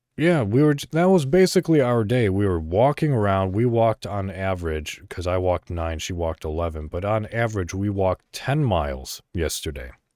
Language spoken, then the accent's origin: English; Illinois, United States; moved away; I'm initially from Illinois